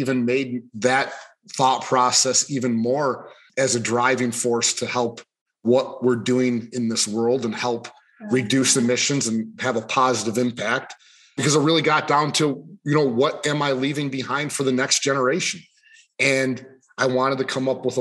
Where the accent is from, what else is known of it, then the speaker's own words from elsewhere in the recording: Buffalo, New York, United States; moved away as an adult; now in Michigan, United States; I'm originally from Buffalo, New York area. I grew up out in kind of farm country out there